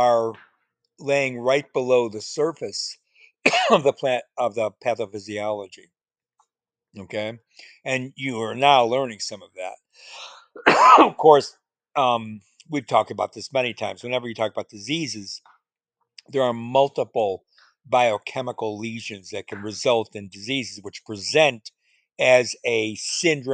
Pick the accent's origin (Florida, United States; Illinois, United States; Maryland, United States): Illinois, United States; Chicago; In Chicago, where I grew up